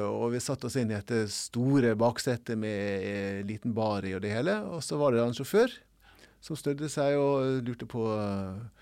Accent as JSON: {"language": "Norwegian", "country": "Norway", "said": "som nordmann å komme til Afrika"}